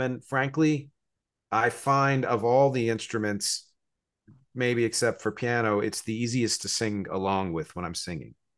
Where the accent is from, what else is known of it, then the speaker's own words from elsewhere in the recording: New Jersey, United States; moved away as an adult; also born or lived in Philadelphia, Pennsylvania; now in New York City, United States; I was born in Philadelphia, grew up in New Jersey, I live here in New York City. I've been here for about 23 years.